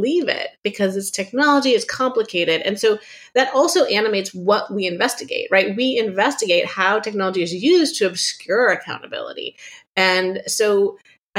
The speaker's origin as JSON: {"language": "English", "town": "Palo Alto", "region": "California", "country": "United States", "tie": "born or raised there", "also_born_or_lived": "Chicago", "moved": "as an adult", "said": "I grew up in Silicon Valley in Palo Alto during sort of the personal computer revolution"}